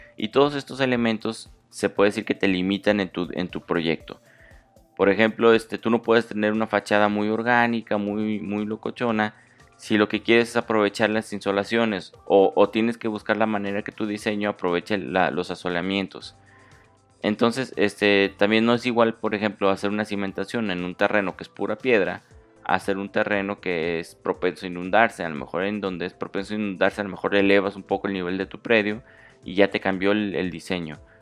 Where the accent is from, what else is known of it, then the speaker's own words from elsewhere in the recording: Mexico; yo soy de México